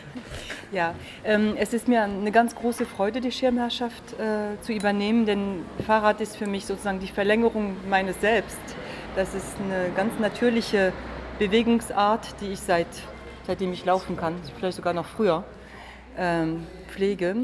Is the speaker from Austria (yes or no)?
no; France; German is a second language; now in Magdeburg, Germany; als Französin